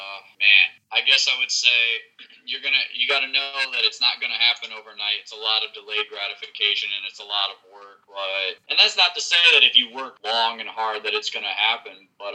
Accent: Appleton, Wisconsin, United States; What was there to do in Wisconsin growing up? I forgot what it's called, but basically you just drive everywhere. If you have a car, you just drive around. We have this town named Appleton

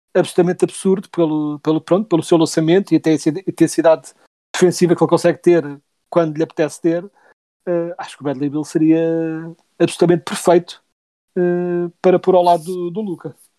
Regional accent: Portugal; Nós somos portugueses

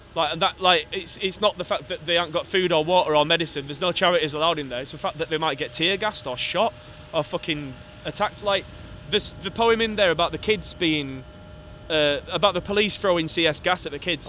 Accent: Wakefield, Yorkshire and the Humber, United Kingdom; I'm from Wakefield, 66% leave, uh, from a coal mine coal mining community

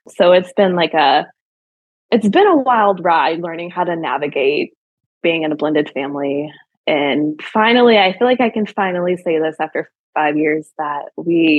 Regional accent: Michigan, United States; moved away as an adult; now in Tennessee, United States; I'm actually from Michigan, born and raised.

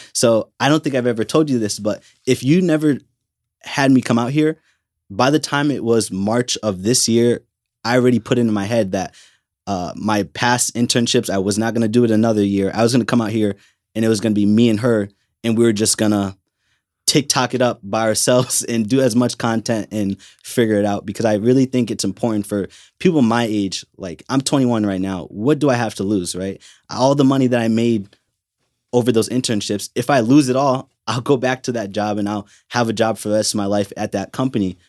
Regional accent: Milford, Connecticut, United States; I'm from Milford, Connecticut

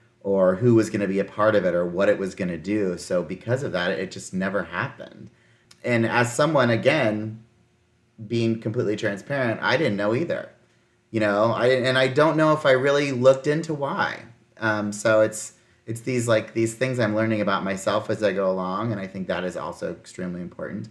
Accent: Midwest, United States; I grew up in the Midwest. I went to my town, I lived in rural towns.

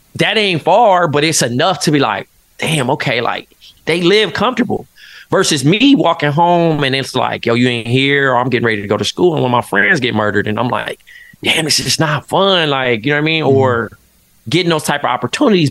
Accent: Compton, California, United States; moved away as an adult; now in Brooklyn, United States; growing up in Compton, which is such a like historic city you know, in the, in hip hop, and then going to live in Brooklyn

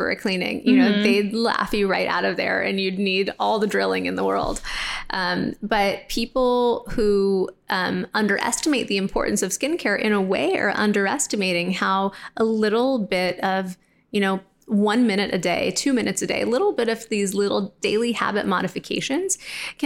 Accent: Los Angeles, California, United States; LA, which is my hometown.

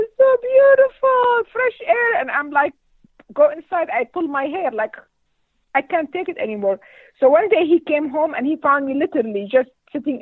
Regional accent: Damascus, Damascus Governorate, Syria; English is a second language; moved away as an adult; also born or lived in Washington, D.C. / California / Rapid City, South Dakota; now in Sioux Falls, United States; I grew up in Syria, and my father was a farmer

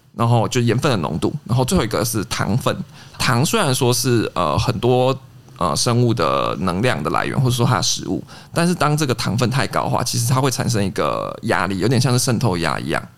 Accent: Taiwan; 我们一般台湾说到的梅子酒

